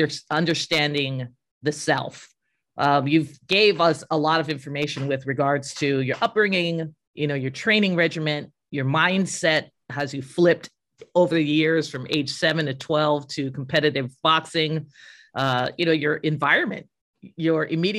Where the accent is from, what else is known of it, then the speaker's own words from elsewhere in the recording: Arizona, United States; no, I'm from Arizona